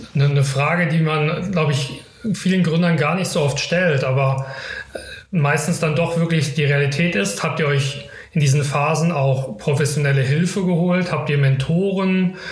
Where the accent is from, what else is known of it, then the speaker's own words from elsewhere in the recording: Karlsruhe, Baden-Württemberg, Germany; für mich als Karlsruher